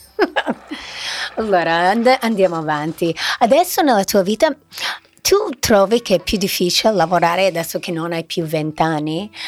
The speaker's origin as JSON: {"language": "Italian", "country": "United States", "said": "da americana"}